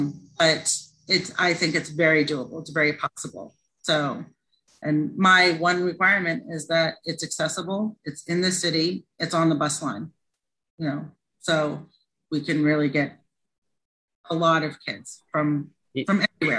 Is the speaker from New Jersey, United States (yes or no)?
yes; New Jersey, United States; I'm stubborn. I'm from New Jersey.